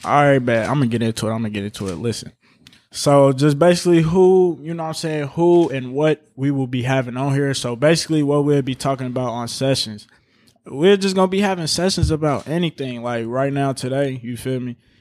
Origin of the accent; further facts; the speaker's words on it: Chicago, Illinois, United States; now in Indianapolis, United States; I'm from Chicago, Illinois